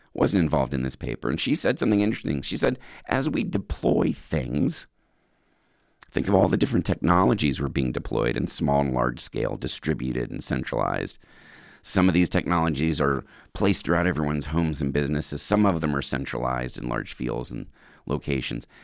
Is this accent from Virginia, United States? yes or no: yes; Virginia, United States; now in California, United States; my home state. Number ten, Virginia Beach, Virginia.